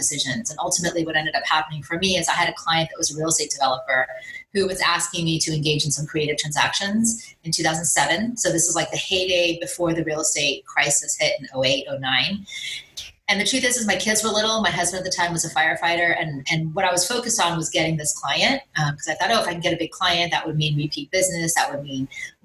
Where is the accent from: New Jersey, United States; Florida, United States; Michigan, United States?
Florida, United States; Miami; I grew up in Miami, very much a high achiever. My parents are both from India.